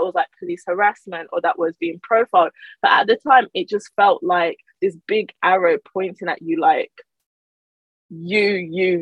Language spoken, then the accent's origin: English; Birmingham, West Midlands, United Kingdom; also born or lived in Nigeria; I was born in Nigeria, but I moved to the UK with my parents when I was very small, and I grew up in Birmingham